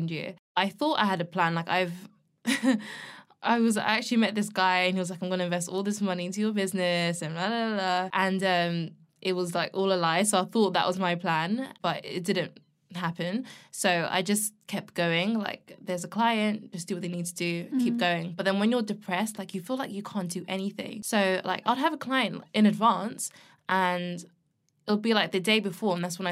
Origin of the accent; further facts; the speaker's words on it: London, United Kingdom; I'm from London and I love the city